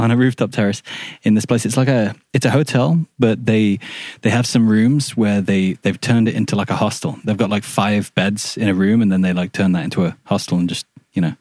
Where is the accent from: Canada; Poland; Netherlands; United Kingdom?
United Kingdom; Shrewsbury, West Midlands; moved away; also born or lived in Australia; I was born in Shrewsbury, which is a town in Shropshire